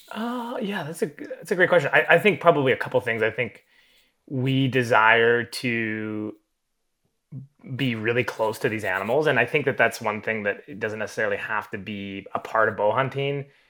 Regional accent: Southern Alberta, Canada; I grew up in Southern Alberta.

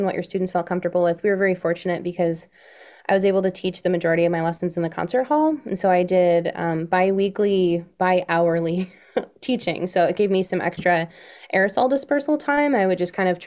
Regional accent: Rochester, New York, United States; now in Rochester, United States; I grew up outside of Rochester, New York, and now we're living in Rochester, Michigan.

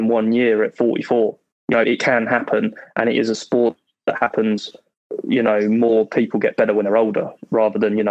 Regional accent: Welwyn Garden City, East of England, United Kingdom; moved away as an adult; now in Miami, United States; Welwyn Garden City. Yeah, it's like 25 miles north of the centre.

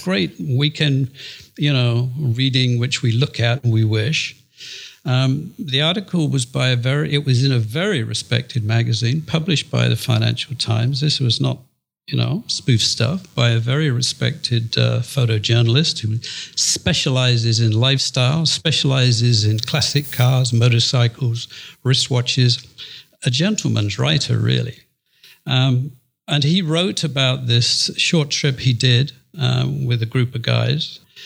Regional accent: Yorkshire and the Humber, United Kingdom; moved away as an adult; also born or lived in Hong Kong; in England, and I'm in Yorkshire

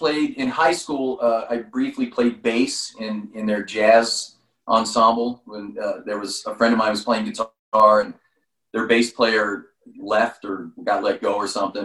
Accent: San Jose, California, United States; I grew up in San Jose, California.

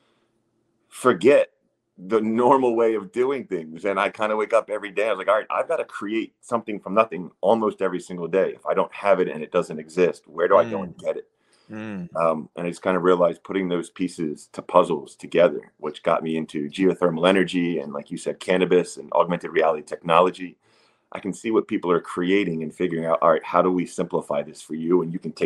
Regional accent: Wilmington, Delaware, United States; moved away; I'm a 6'7" dude who grew up in Wilmington, Delaware, on the East Coast

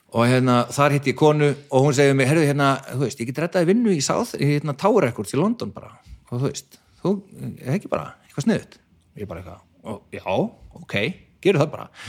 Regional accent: Garðabær, Capital Region, Iceland; kem bara úr FG, úr Garðabænum

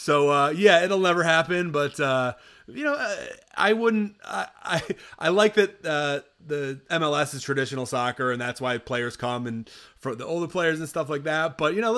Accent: Rochester, New York, United States; my hometown club of the Rochester Rhinos, who have a tiny stadium and it's in Rochester

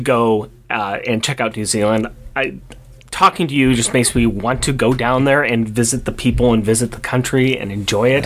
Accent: Portland, Oregon, United States; we are from Portland, Oregon

